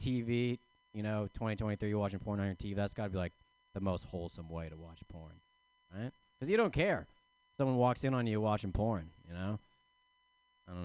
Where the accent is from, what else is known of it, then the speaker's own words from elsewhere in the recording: Bay Area, California, United States; I'm from the Bay Area